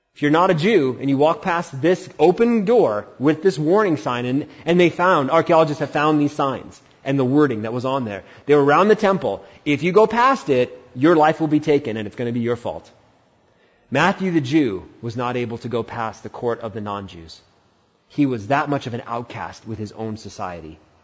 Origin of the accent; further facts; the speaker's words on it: India; As an Indian